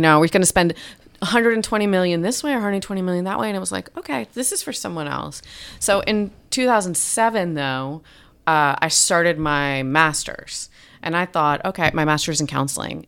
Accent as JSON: {"language": "English", "area": "North Shore of Long Island", "region": "New York", "country": "United States", "tie": "born or raised there", "also_born_or_lived": "Lubbock, Texas", "moved": "as an adult", "said": "I was born in Lubbock, but my, mm, parents moved to Long Island, New York, the North Shore when I was two. So I grew up between two and, bete, you know, eighteen or twenty-two"}